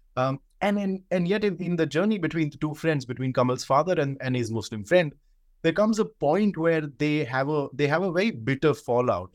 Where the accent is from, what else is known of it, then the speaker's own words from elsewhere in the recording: India; growing up in India